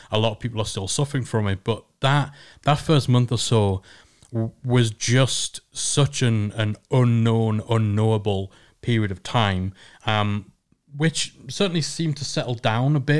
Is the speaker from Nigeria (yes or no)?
no; England, United Kingdom; It's just because we're English.